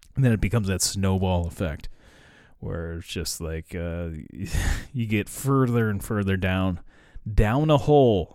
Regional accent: United States; I'm American

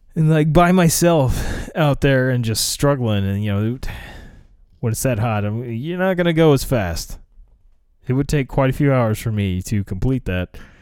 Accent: United States; as an American

